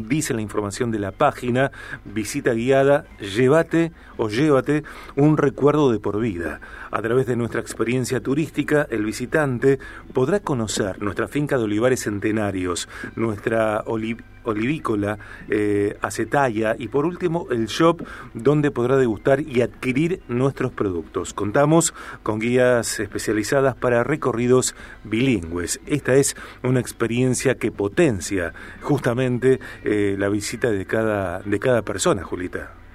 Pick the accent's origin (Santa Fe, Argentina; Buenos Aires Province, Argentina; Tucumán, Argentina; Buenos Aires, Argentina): Santa Fe, Argentina; Rosario; yo soy rosarino, vivo en Rosario